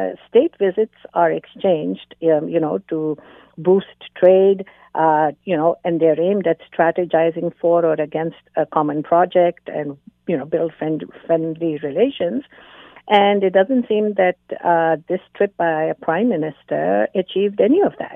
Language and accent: English; Canada; as a Canadian